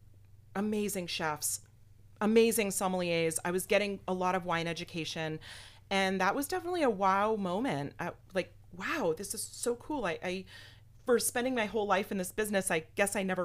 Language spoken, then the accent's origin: English; Fairfield, Connecticut, United States; moved away as an adult; now in Tampa, United States; I grew up in Fairfield, Connecticut